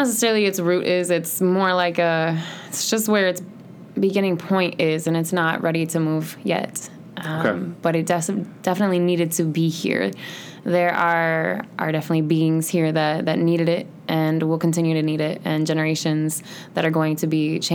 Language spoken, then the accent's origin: English; Bloomington, Illinois, United States; also born or lived in South Carolina; I have been in Bloomington Normal my entire life, minus 2 years that I was in boarding school when I was about 16 and 17 years old, and that was in South Carolina